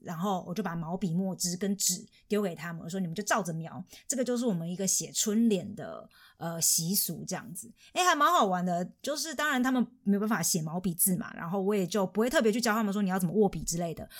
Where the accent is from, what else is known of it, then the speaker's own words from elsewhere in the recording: Taiwan; moved away as an adult; now in Germany; 我是，我是台湾人嘛，唯一现场的